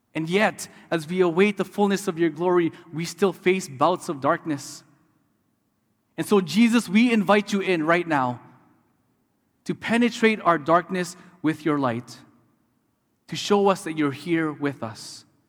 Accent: Canada; also born or lived in Detroit, Michigan; as a Canadian studying in the U S

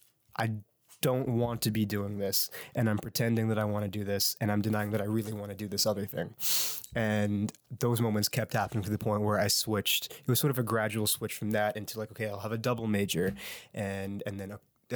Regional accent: Halifax, Nova Scotia, Canada; Sure. I'm from Halifax, born and raised. My family still lives out in Clayton Park.

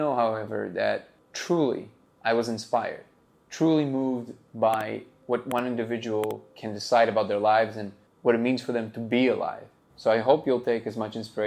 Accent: Hauts-de-France, France; I'm 33 years old, originally from the north of France, like close to Belgium

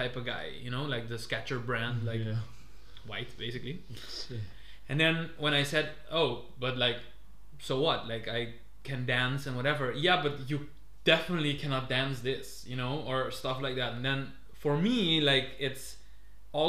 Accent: Curaçao; now in Netherlands; I'm from Curaçao

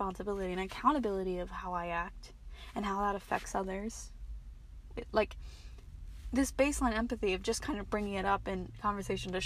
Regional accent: Maryland, United States; I'm from Maryland

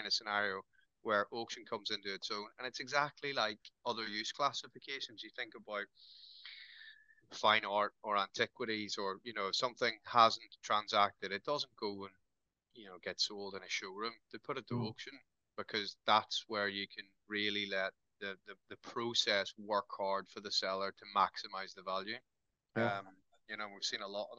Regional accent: Northern Ireland, United Kingdom; now in Newcastle, United Kingdom; I am Irish by heritage, but I've lived in Newcastle longer than I lived in Northern Ireland

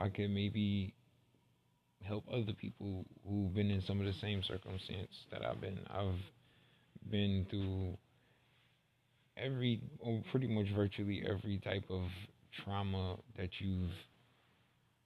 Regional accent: New York City, New York, United States; I'm originally from Brooklyn, Bed-Stuy

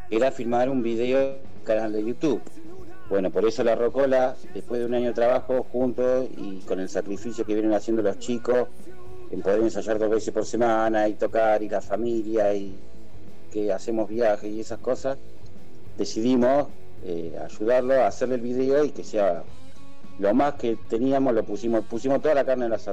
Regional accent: Córdoba, Argentina; now in Mar del Plata, Argentina; de los ocho años que estoy en Mar del Plata, de que vine de Córdoba

